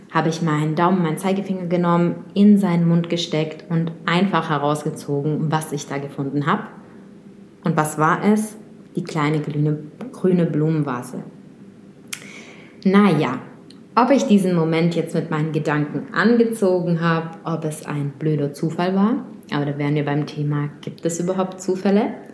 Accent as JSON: {"language": "German", "region": "Moscow", "country": "Russia", "tie": "born there", "second_language": "German", "said": "ich bin in Moskau geboren, ich bin in Russland zur Welt gekommen und habe dann auch schon oft meinen Wohnort gewechselt."}